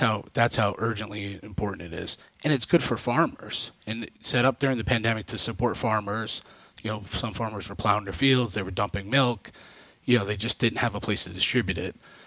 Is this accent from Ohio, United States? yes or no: no; Rensselaer, New York, United States; a local pantry in my hometown, Rensselaer, 3 blocks where I grew up